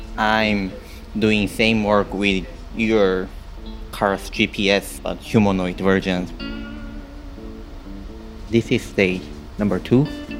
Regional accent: South Korea; I'm from South Korea and I'm second mate on board

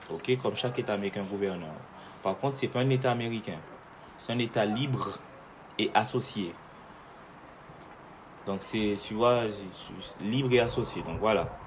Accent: France; on est français. Hein. Donc, euh, on est français

